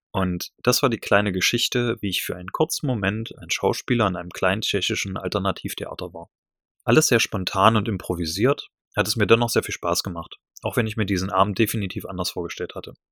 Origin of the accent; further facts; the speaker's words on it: Magdeburg, Saxony-Anhalt, Germany; von Magdeburg, meiner Heimat